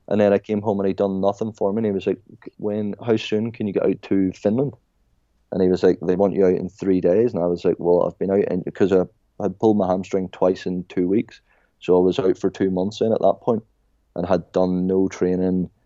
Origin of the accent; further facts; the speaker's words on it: Ireland; I was like, Ireland